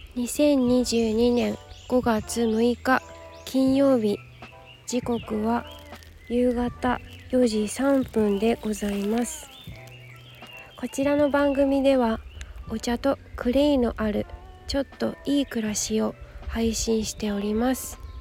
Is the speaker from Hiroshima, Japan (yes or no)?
no; Yokohama, Kanagawa, Japan; 私の地元